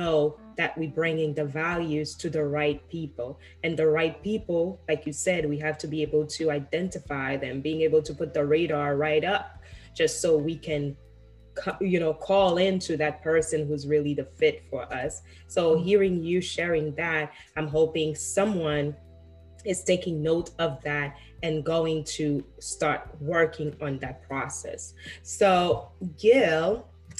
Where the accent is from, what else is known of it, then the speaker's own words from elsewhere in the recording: Haiti; moved away; I grew up in Haiti